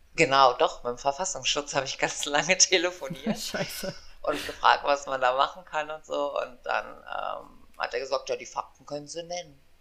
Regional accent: Aachen, North Rhine-Westphalia, Germany; also born or lived in East Germany; ich komme aus Aachen, ich habe drei Kinder

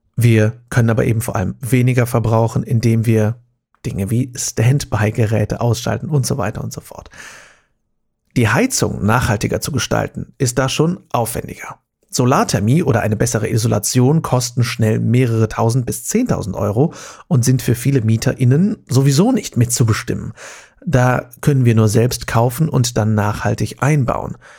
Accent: Germany; bei uns in Deutschland

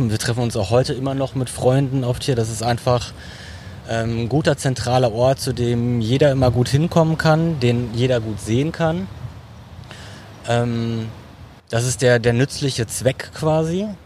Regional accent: Dortmund, North Rhine-Westphalia, Germany; Dortmunder und für mich ist es halt wirklich so ein, hat, für mich hat das Dortmunder U so einen Leuchtturmcharakter.

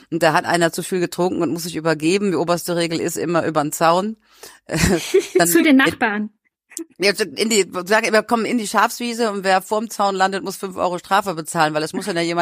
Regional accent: North Rhine-Westphalia, Germany; Das sind so äh, meine Kindheit am Niederrhein

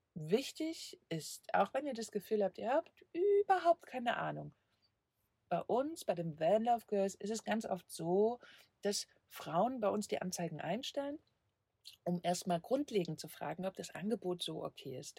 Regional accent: Leipzig, Saxony, Germany; moved away; Leipzig ist meine Heimat.

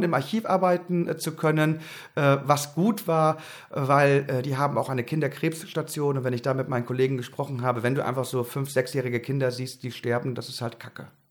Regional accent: Haren, Lower Saxony, Germany; Ich bin groß geworden im Emsland in Haaren an der Ems, um genau zu sein, in einem kleinen Vorort von Haaren, Erika.

